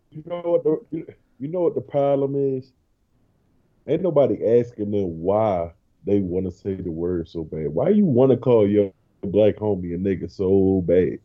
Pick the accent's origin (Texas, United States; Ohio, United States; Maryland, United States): Maryland, United States; Baltimore; now in Georgia, United States; I'm from Baltimore. We moved to this little town with 9,000 people in Georgia.